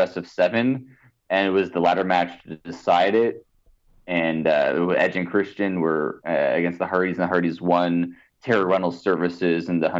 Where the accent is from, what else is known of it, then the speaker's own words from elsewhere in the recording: Canada; being Canadian